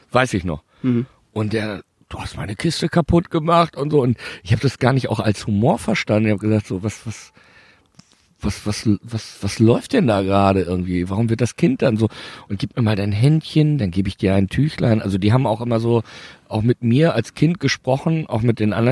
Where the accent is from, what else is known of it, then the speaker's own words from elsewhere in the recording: Bielefeld, North Rhine-Westphalia, Germany; ich bin ja Bielefelder